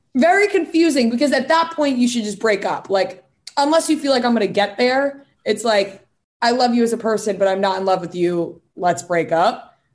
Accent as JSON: {"language": "English", "area": "Long Island", "region": "New York", "country": "United States", "accent": "Long Island", "said": "My Long Island accent"}